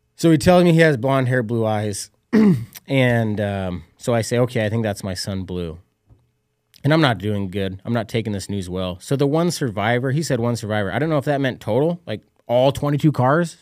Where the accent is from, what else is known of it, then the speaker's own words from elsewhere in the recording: Utah, United States; I was a kid from Utah, high school basketball coach